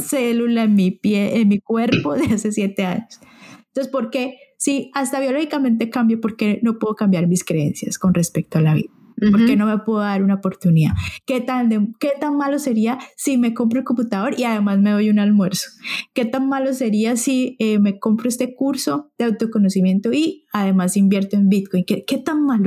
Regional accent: Santander, Colombia; Santander es de donde yo soy

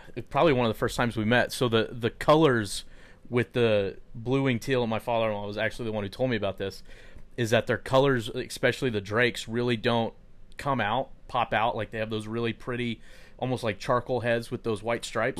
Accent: Lubbock, Texas, United States; also born or lived in Dallas, Texas; now in Rockwall, United States; where I was from in Lubbock

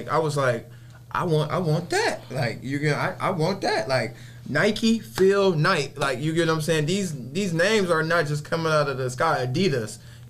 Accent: Nigeria; I'm from overseas. I'm from Nigeria.

